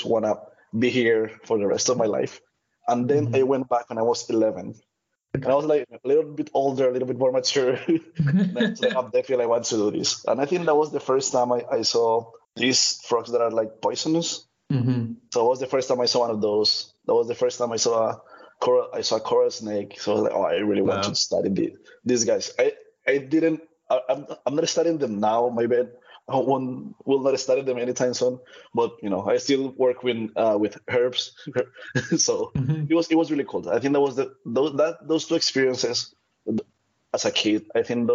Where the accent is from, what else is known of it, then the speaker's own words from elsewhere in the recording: Cali, Valle del Cauca, Colombia; first language Spanish; English is a second language; moved away as an adult; now in United States; I was born in Colombia, originally from a really small town. And I grew up in Cali, which is one of the biggest cities in Colombia